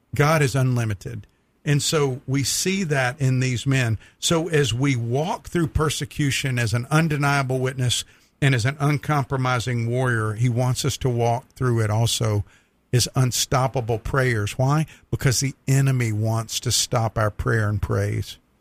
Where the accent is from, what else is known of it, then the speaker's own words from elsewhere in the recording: United States; as an American